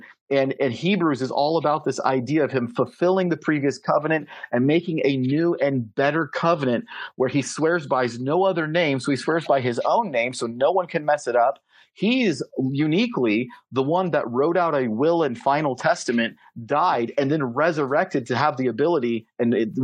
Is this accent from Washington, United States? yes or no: yes; Seattle, Washington, United States; I'm American because I was born in Seattle